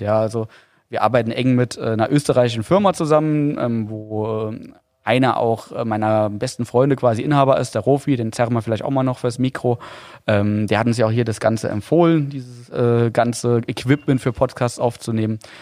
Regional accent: Saarland, Germany; accent: Saarländisch; als Saarländer

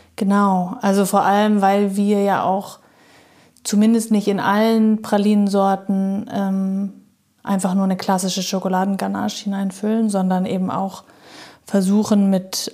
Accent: Munich, Bavaria, Germany; moved away as an adult; ich bin da groß geworden

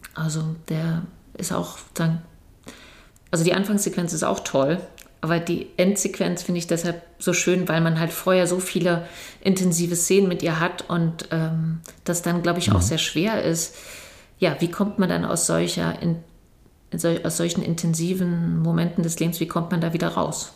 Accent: Berlin, Germany; ich bin ja in Berlin groß geworden

